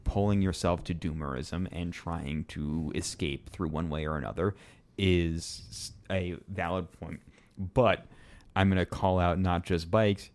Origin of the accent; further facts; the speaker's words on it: Kansas City, Missouri, United States; growing up in Kansas City, you know, when my family did come to Kansas City, they aren't we aren't like entirely Kansas City natives